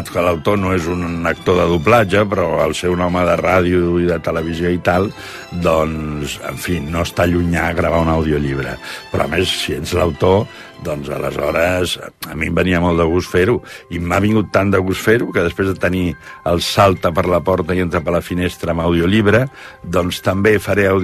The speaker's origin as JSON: {"language": "Catalan", "region": "Catalonia", "country": "Spain", "said": "ara vaig per les vinyes de, de la meva comarca de Barberà de la Conca"}